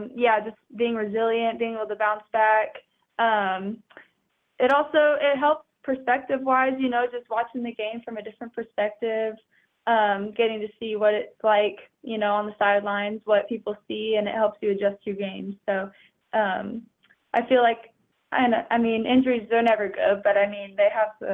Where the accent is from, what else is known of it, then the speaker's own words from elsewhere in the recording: Wichita, Kansas, United States; Well, fun fact, Wichita is where I used to live. I'm actually very from Wichita, very beginning.